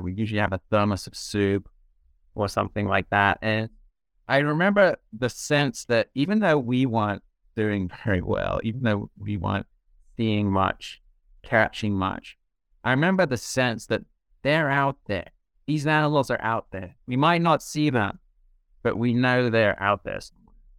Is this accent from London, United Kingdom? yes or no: no; southeast corner of England, White Cliffs area, South East England, United Kingdom; moved away; I grew up in England, uh, southeast corner of England on the coast, the kind of White Cliffs area